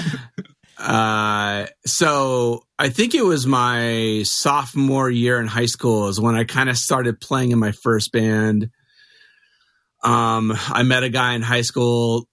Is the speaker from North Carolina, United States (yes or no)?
no; Mesa, Arizona, United States; also born or lived in Phoenix, Arizona; I grew up in Mesa. I live in Phoenix